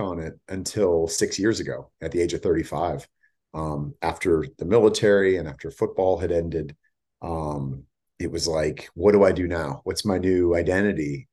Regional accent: Bay Area, California, United States; also born or lived in San Diego / Los Angeles; I grew up in the Bay Area

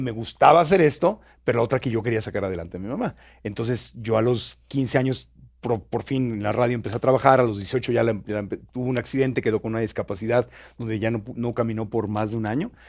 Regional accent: Tijuana, Baja California, Mexico; moved away as an adult; also born or lived in Mexico City / Ciudad Obregón, Sonora; nací en Tijuana, me trajeron a Ciudad de México y luego me regresé a Tijuana.

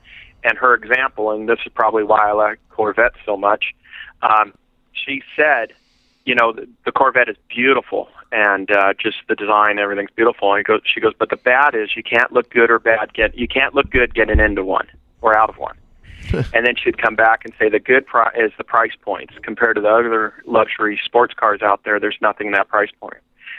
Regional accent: Yorba Linda, California, United States; moved away as an adult; also born or lived in Santa Monica, California / Austin, Texas; now in Dallas, United States; I was raised and born in Santa Monica, raised in Yorba Linda

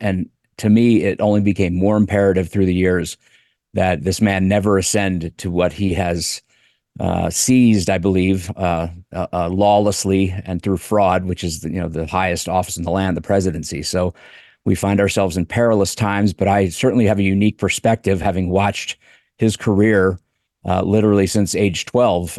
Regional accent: Delaware, United States; I grew up in Delaware

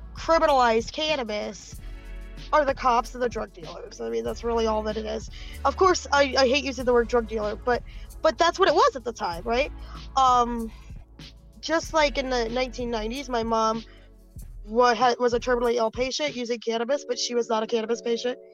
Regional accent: Benton Harbor, Michigan, United States; also born or lived in Buchanan, Michigan; I'm from Benton Harbor. I grew up in and around the area

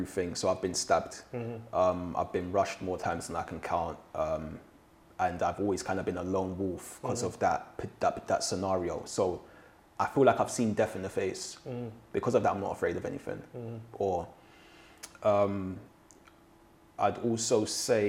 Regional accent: London, United Kingdom; also born or lived in Shepherd's Bush, London; I lived in West London. So I'm originally from Ladbroke Grove and I moved to Shepherd's Bush.

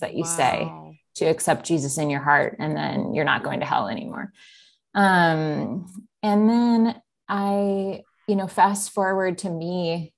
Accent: Minnesota, United States; also born or lived in South Dakota; I was born in South Dakota, and my dad was a pastor, so up till age 8. Then we moved to northern Minnesota, right next to Fargo.

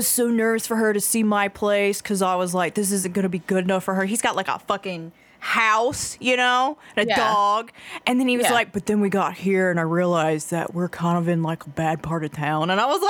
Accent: Augusta, Georgia, United States; one of these girl sushi is from my hometown.

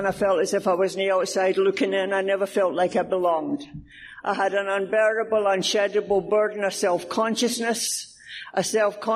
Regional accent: Scotland, United Kingdom; moved away

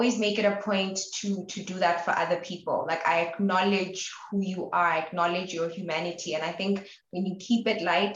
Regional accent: Maseru, Lesotho; moved away as an adult; also born or lived in Botabo, Lesotho; now in Flagstaff, United States; I'm from Maseru, Lesotho, but I also identify with being from Botabo, Lesotho.

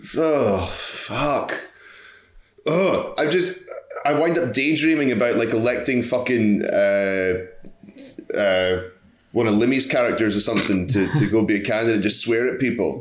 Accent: United States; I am American for my sins.

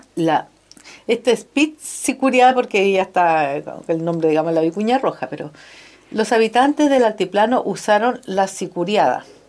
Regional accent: La Serena, Coquimbo, Chile; yo me crié en La Serena

